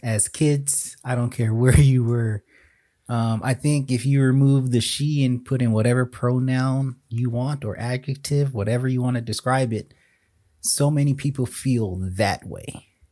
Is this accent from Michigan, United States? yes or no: no; South Florida, United States; Growing up in South Florida